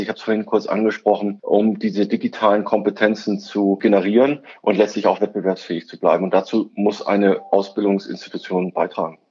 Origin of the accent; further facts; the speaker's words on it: Schleswig-Holstein, Germany; ich bin ja Schleswig-Holsteiner